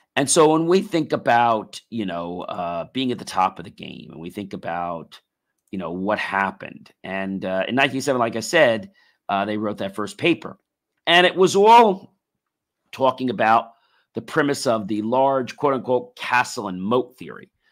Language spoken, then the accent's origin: English; United States; we as American people